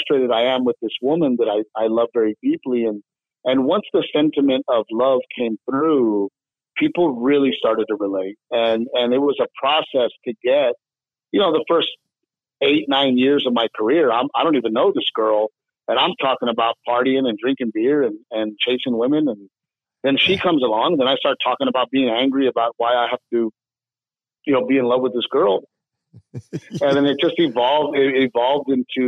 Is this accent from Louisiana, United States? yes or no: no; Portland, Texas, United States; I grew up in a little town called Gregory, Portland, Texas, right by the Gulf Coast, near Corpus Christi, Texas